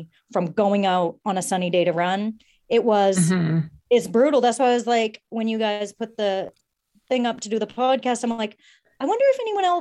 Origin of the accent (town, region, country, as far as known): Maine, United States; born or raised there; also born or lived in Portland